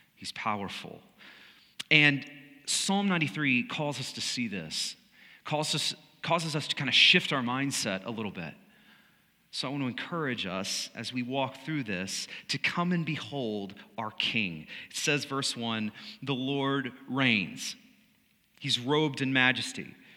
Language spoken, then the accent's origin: English; United States; as Americans, as American followers of Jesus.